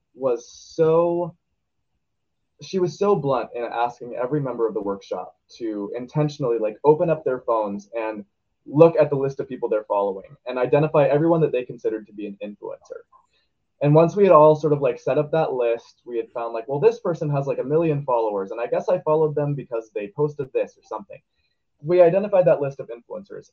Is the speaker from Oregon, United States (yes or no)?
yes; Portland, Oregon, United States